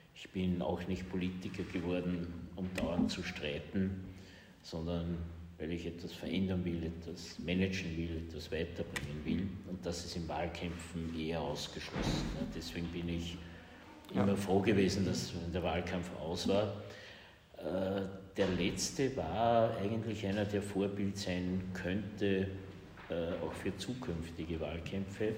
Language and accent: German; Linz, Upper Austria, Austria; auch als Linzer